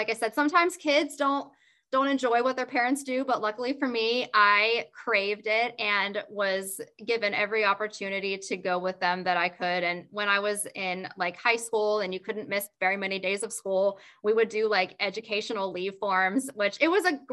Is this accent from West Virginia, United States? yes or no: yes; West Virginia, United States; I grew up in West Virginia